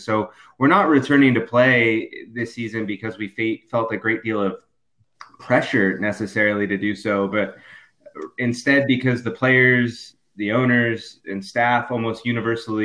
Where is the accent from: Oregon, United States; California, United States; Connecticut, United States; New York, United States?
California, United States; Southern; moved away as an adult; also born or lived in Missouri / Colorado / South Carolina / Florida; I'm originally from Southern California. I went to school in Missouri, and then I bounced around a little bit from Colorado to South Carolina and out of Florida professionally.